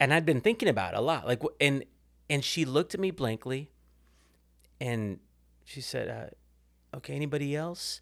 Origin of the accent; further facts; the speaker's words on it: Kansas City, Missouri, United States; moved away as an adult; now in Fort Worth, United States; I grew up in Kansas City.